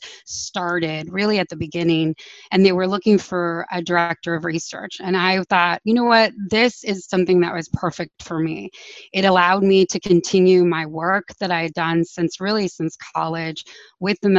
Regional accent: San Antonio, Texas, United States; now in Syracuse, United States; I'm from San Antonio, Texas

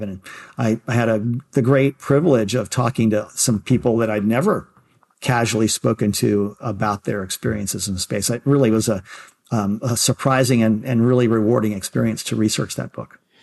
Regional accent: Baltimore, Maryland, United States; growing up in Baltimore

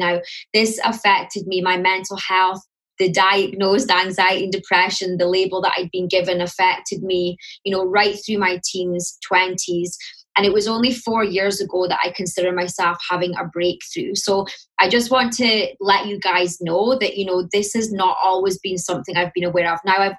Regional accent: Scotland, United Kingdom; accent: Scottish; now in London, United Kingdom; My accent, so I'm in London. I am Scottish, so you'll hear the Scottish, although it has softened a bit since I moved to London.

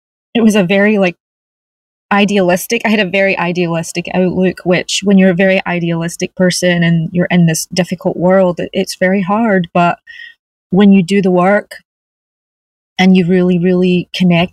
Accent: Glasgow, Scotland, United Kingdom; now in California, United States; I grew up in Glasgow

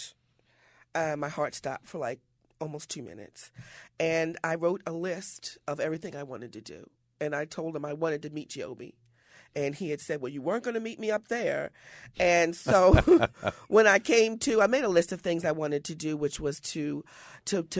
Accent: Sparrows Point, Maryland, United States; growing up in Sparrows Point

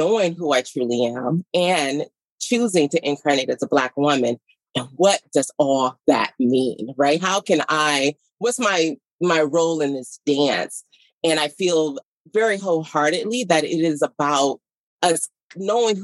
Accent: Detroit, Michigan, United States; I was born and raised in Detroit

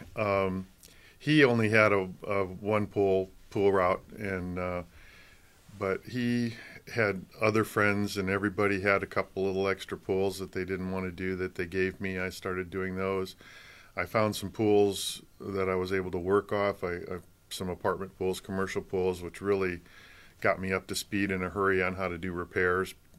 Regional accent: Michigan, United States; moved away as an adult; also born or lived in Colorado; now in California, United States; I grew up in Michigan

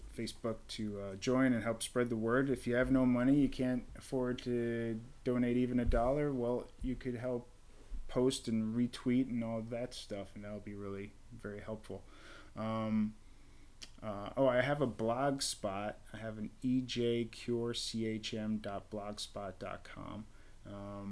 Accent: Melville, New York, United States; I'm from Melville

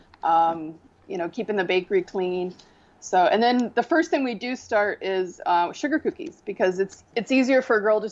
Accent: United States; moved away as an adult; now in India; I'm the American girl

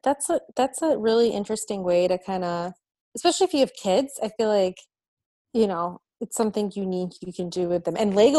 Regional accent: Detroit, Michigan, United States; Detroit Institute of Arts. I'll plug for my hometown.

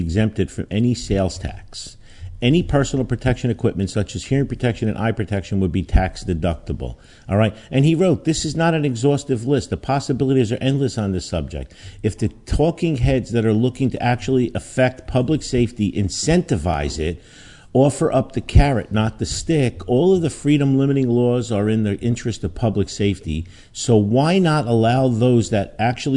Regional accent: Newark, New Jersey, United States; also born or lived in Belleville, New Jersey; growing up in Newark and then Belleville in a racially poor neighborhood

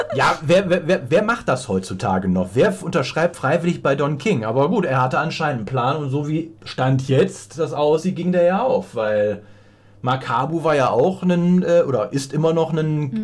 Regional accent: Rhineland, Germany; dass ich aus dem Rheinland komme

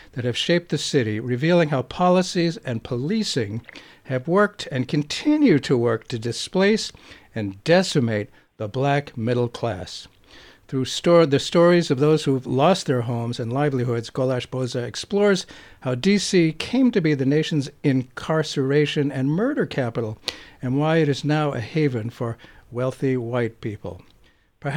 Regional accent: Boston, Massachusetts, United States; When I was growing up in Boston

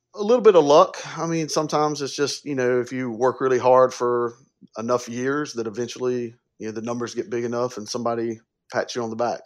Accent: upstate South Carolina, United States; I'm from the South. I was born and raised in upstate South Carolina

